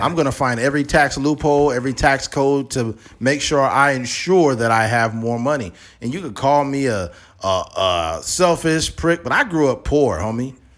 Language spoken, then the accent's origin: English; United States; as an American